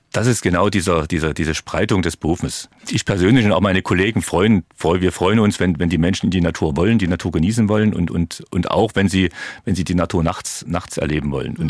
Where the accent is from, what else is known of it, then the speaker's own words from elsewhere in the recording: Dresden, Saxony, Germany; Ich bin in Dresden-Bühler groß geworden